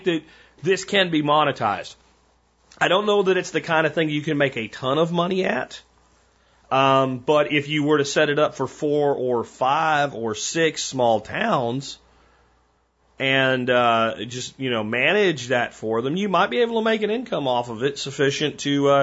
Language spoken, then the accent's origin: English; Minersville, Pennsylvania, United States; moved away; also born or lived in Azle, Texas; I grew up in Minersville, Pottsville area, Pennsylvania